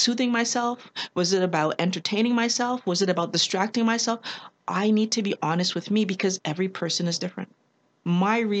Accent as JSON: {"language": "English", "region": "Quebec", "country": "Canada", "tie": "born or raised there", "said": "Canadian, born and raised in Quebec with parents from Barbados and Trinidad"}